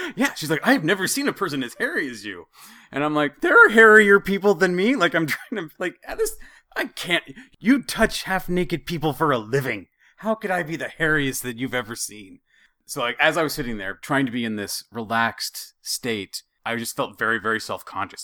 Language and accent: English; Idaho, United States; I'm from Idaho, and, and I'm sure that's part of it. I've, I've been in cold most of my life